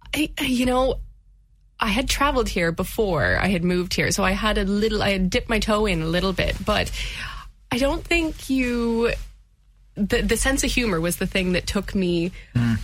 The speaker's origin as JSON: {"language": "English", "country": "United States", "moved": "as an adult", "lives_now": "Limerick, Ireland", "said": "I hail from America, and I moved over, and this was the first thing I did when I moved to Limerick"}